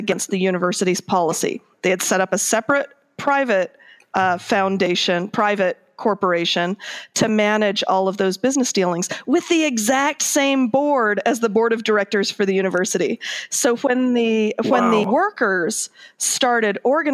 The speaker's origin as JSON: {"language": "English", "town": "Akron", "region": "Ohio", "country": "United States", "tie": "born or raised there", "said": "I grew up mostly in Akron, Ohio, which is a union town"}